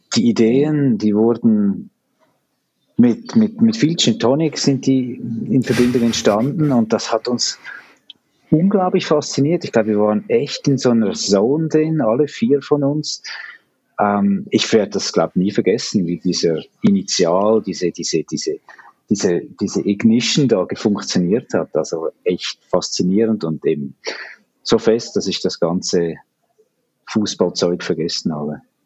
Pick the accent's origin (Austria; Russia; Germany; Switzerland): Switzerland; als Schweizer